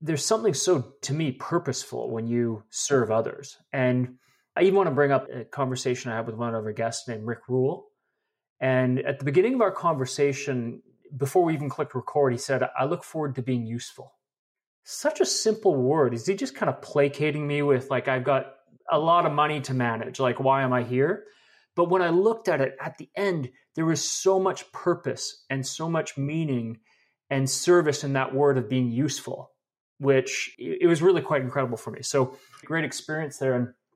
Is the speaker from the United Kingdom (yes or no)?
no; Canada; as a Canadian